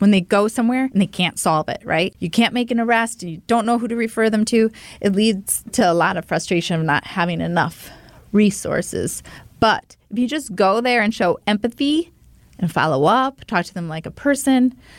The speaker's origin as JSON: {"language": "English", "town": "Milwaukee", "region": "Wisconsin", "country": "United States", "tie": "born or raised there", "said": "this incredible sense of community you had growing up in Milwaukee in our neighborhoods"}